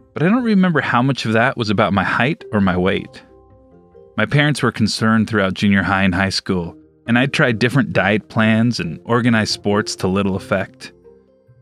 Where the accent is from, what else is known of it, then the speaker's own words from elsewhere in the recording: Southern California, United States; Growing up in Southern California